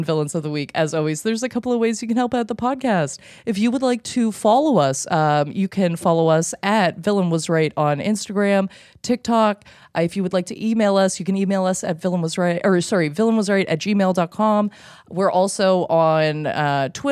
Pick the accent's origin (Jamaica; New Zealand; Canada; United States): Canada; we're Canadian. We are Canadian